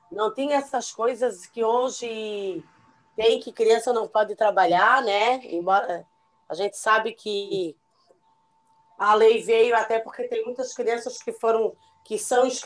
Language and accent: Portuguese; São José, Santa Catarina, Brazil; also born or lived in Florianópolis; Eu nasci em Florianópolis e nasci. E... Vivo em São José, né? Desde bebê. Eu já vivo 47 anos no mesmo